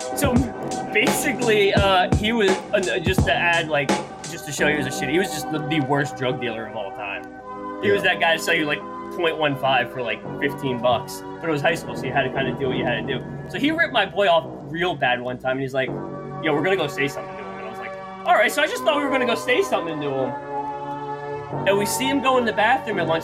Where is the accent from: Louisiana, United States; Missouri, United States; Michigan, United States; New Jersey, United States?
New Jersey, United States; born and raised in New Jersey